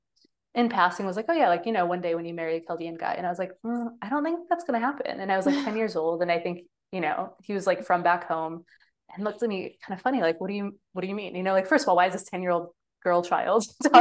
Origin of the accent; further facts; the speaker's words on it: Michigan, United States; growing up in Michigan, like I had no choice besides going to University of Michigan